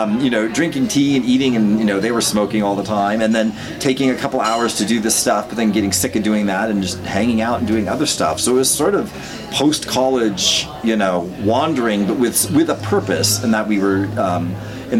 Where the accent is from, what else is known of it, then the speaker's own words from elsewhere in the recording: United States; as an American